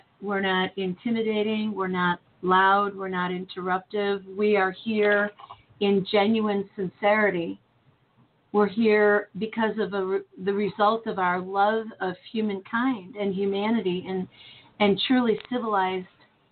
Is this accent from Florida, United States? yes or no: no; Chicago, Illinois, United States; moved away as an adult; now in St. Louis, United States; I grew up in Chicago